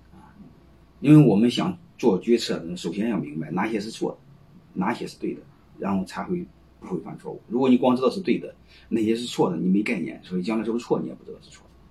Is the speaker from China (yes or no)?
yes; China; 我们中国人，你看在一起呢，他喜欢讲，讲古情义，喜欢讲道德，喜欢讲兄弟感情